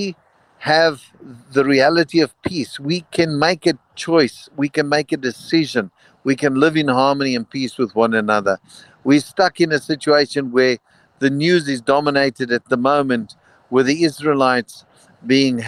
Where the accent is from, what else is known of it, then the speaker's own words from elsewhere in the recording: South Africa; as a South African, we were part of a national system that it was compulsory for any youth to go through